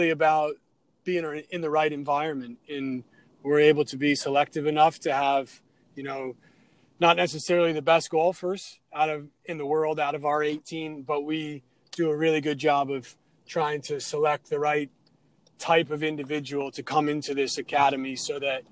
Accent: Adirondacks, upstate New York, United States; I grew up in the Adirondacks in upstate New York

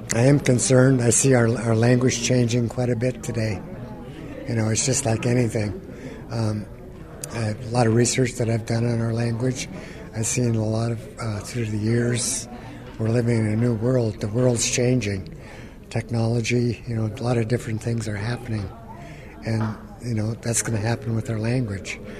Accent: Gulf of Alaska area, United States; first language Tlingit; English is a second language; I was raised by my grandparents, um, Tlingit being my first language

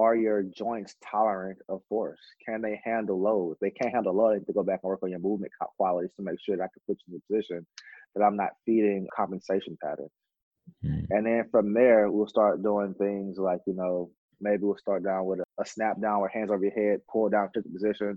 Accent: the South, United States; I grew up in the South.

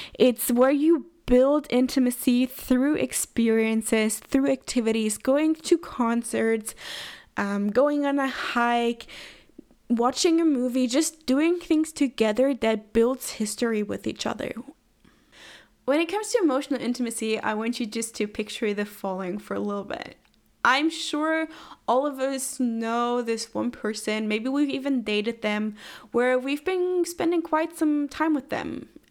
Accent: Germany; moved away as an adult; also born or lived in Redding, California, United States; moved back to my hometown, a small town in Germany

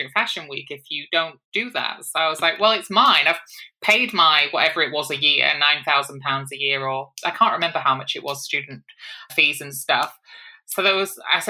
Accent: Hull, Yorkshire and the Humber, United Kingdom; moved away as an adult; also born or lived in Manchester; I grew up in Hull, and from the age of 18, I moved across the other side of the country to a city called Manchester

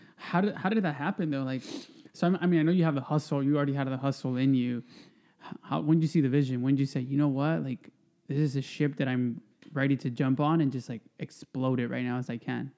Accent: Stockton, California, United States; moved away as an adult; now in Oxnard, United States; I grew up in Stockton

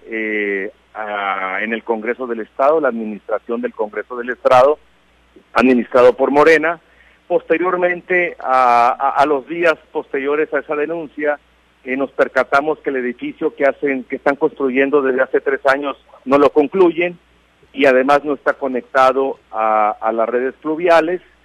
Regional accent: Mexico; como mexicanos

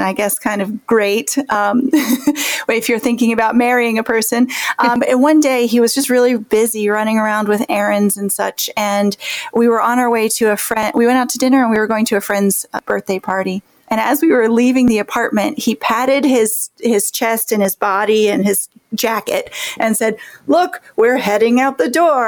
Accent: Virginia, United States; also born or lived in Florida / Richmond, Virginia; now in New York, United States; I'm originally from Virginia

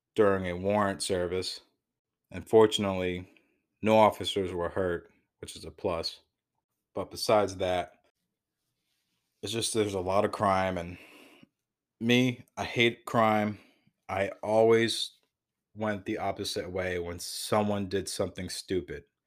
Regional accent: Waterbury, Connecticut, United States; also born or lived in New Hampshire; I was born and raised in Waterbury, Connecticut

